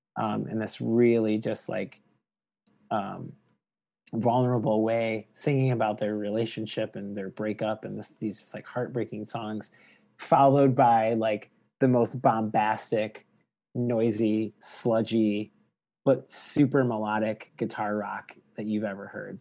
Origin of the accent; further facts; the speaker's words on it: Detroit, Michigan, United States; growing up in Detroit, getting access to Canadian music